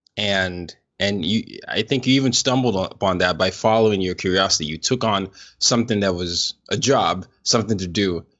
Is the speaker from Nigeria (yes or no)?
yes; Nigeria; moved away; I'm from Nigeria, and, and obviously Nigeria, we, I grew up calling what people call soccer here football